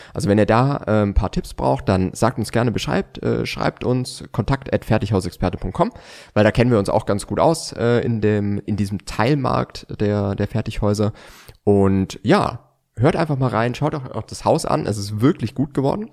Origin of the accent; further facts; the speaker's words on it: Bavaria, Germany; bei uns in Bayern